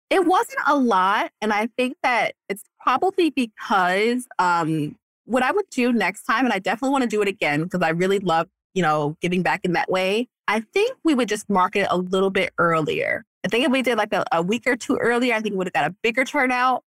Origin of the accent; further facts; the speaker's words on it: New York, United States; now in Florida, United States; I'm a New Yorker